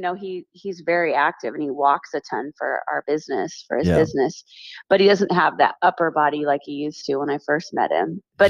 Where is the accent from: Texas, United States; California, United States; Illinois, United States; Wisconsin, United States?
California, United States; moved away as an adult; also born or lived in Utah / Arizona; I grew up in California. And my parents moved to Arizona like in 91. And I was at that time, like in Utah going to school.